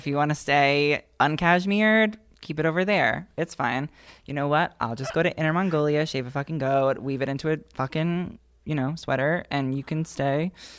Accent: New York, United States; moved away; I'm from New York

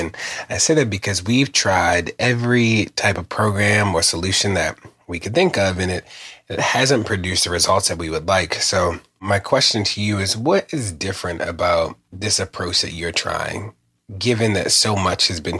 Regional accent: Baltimore, Maryland, United States; I'm from Baltimore, a city that has experienced historic levels of violence most recently this year, but also in the recent past.

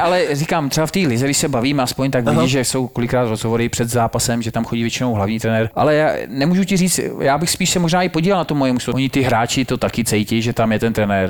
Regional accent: Czechia; u nás klasika, přijdeš, máš tam jedno jídlo, a, a, že jsme Češi, Slováci

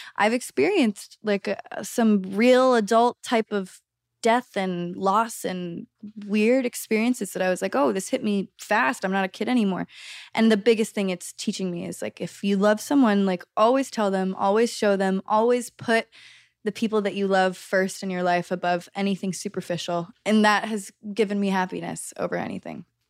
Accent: Los Angeles, California, United States; growing up in Los Angeles, in the center of it all

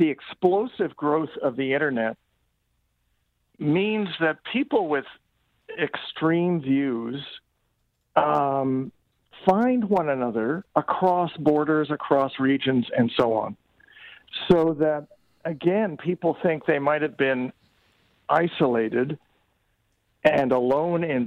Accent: Canada; we shouldn't be complacent as Canadians

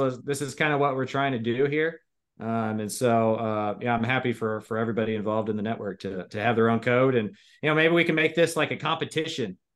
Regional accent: Liberty Hill, Texas, United States; I grew up in Liberty Hill.

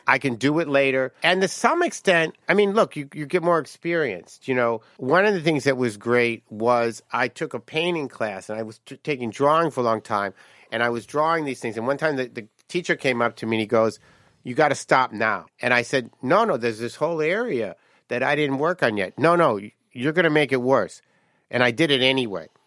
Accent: Detroit, Michigan, United States; moved away; I came from Detroit

